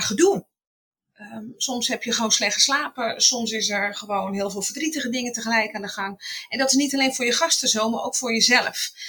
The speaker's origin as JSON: {"language": "Dutch", "region": "Utrecht", "country": "Netherlands", "tie": "born or raised there", "moved": "yes", "lives_now": "Sneek, Netherlands", "said": "geboren in Utrecht"}